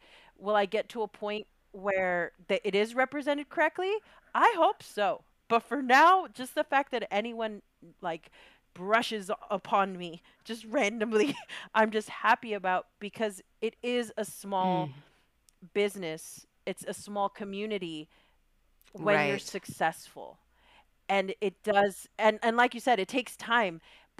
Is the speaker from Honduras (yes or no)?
no; Chicago, Illinois, United States; because I come from Bronzeville and I'm like, yo, I don't even think they know where I live.